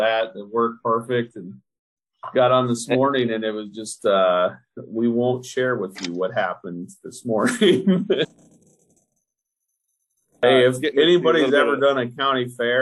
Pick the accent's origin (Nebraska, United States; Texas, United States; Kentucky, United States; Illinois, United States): Nebraska, United States; I'm from Nebraska